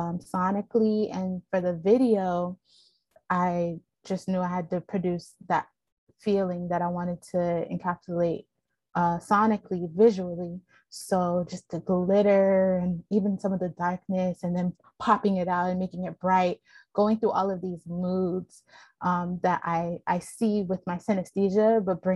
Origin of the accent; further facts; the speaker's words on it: Baltimore, Maryland, United States; moved away; also born or lived in Philadelphia / Oakland; I was born in Baltimore